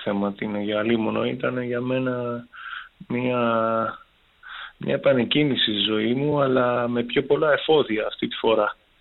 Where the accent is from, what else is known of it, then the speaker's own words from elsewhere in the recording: Chania, Crete, Greece; moved away as an adult; also born or lived in Thessaloniki; έχω γυρίσει στην πατρίδα μου στα Χανιά